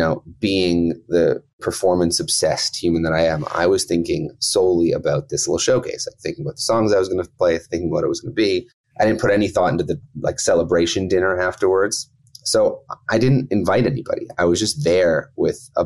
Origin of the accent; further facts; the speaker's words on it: King City, Ontario, Canada; I grew up about 45 minutes outside of Toronto in a small town called King City.